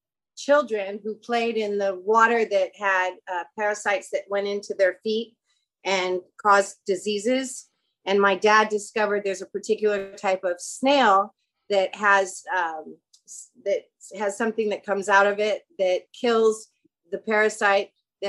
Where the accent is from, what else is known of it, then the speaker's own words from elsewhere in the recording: Kuala Lumpur, Federal Territory of Kuala Lumpur, Malaysia; born there; I was born in Kuala Lumpur, Malaysia. So I'm an American born abroad, like you are.